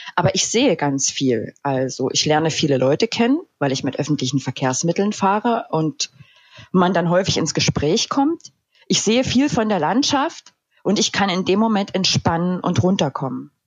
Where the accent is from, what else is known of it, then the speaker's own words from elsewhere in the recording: Upper Lusatia, Saxony, Germany; now in Dresden, Germany; in meiner Heimat in der wunderschönen Oberlausitz oder wie wir sagen würden, Erlausitz